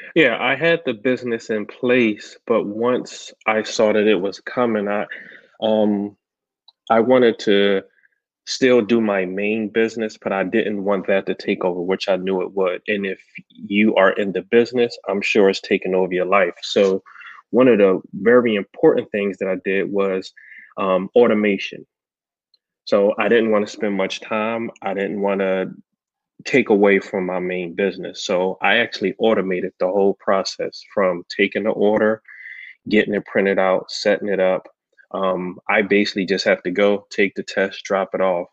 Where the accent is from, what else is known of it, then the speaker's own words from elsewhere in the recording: Philadelphia, Pennsylvania, United States; I grew up in North Philadelphia